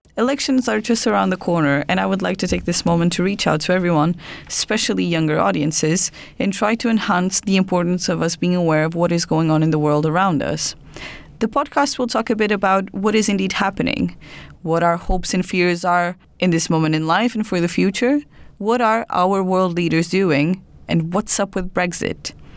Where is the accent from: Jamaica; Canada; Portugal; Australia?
Portugal; now in United Kingdom; I'm, I'm from Portugal